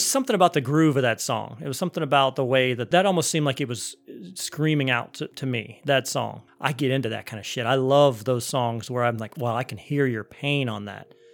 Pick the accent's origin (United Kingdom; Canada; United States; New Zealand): United States; Cleveland, Ohio; I was growing up in Cleveland, Ohio